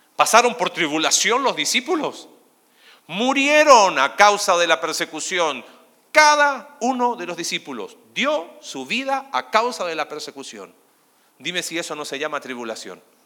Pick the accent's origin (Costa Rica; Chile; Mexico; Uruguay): Chile; now in Argentina; Soy chileno